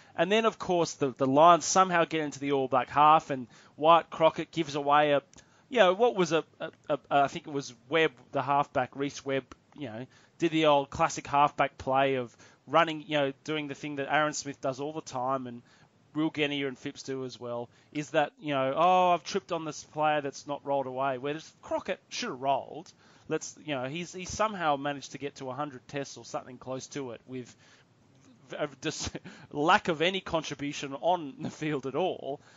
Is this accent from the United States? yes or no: no; Australia; as an Australian rugby fan